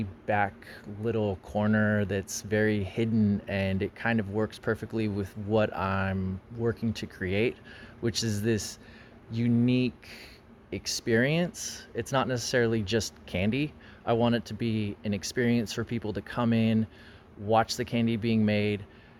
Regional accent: Paso Robles, California, United States; Paso is my hometown, born and raised here, family still lives here.

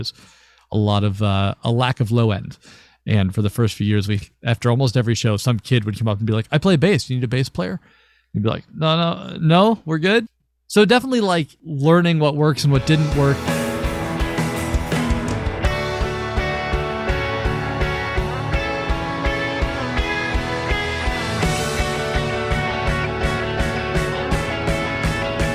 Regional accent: Louisville, Kentucky, United States; I was born and raised in Louisville, Kentucky, so not too far from you all, I don't think. And I was there forever

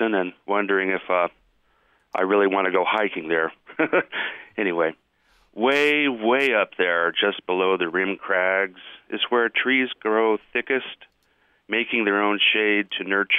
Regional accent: Salt Lake City, Utah, United States; also born or lived in Hoboken, New Jersey; I grew up in Salt Lake City

